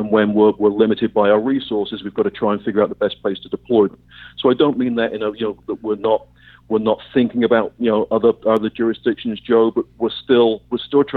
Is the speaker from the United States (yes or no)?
no; England, United Kingdom; I'm English